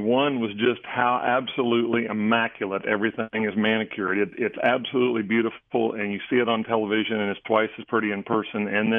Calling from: St. Petersburg, Florida, United States; St. Petersburg, Florida today.

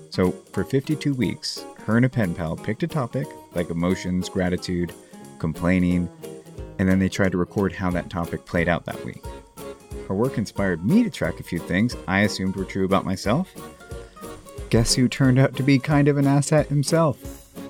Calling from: Colorado, United States; I'm from Colorado.

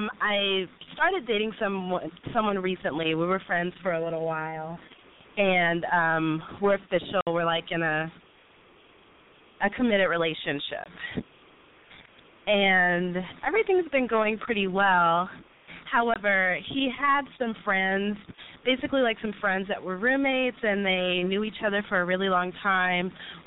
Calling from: Dallas, Texas, United States; I am 24 years old. I actually just turned 24 … I'm in Dallas.

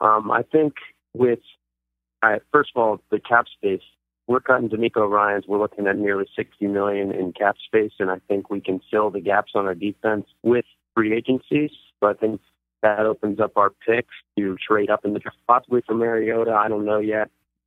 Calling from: Holland Township, New Jersey, United States; Holland Township, New Jersey.

